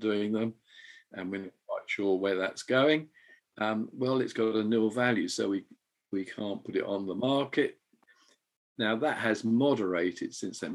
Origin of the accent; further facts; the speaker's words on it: England, United Kingdom; moved away as an adult; now in Edinburgh, United Kingdom; as an Englishman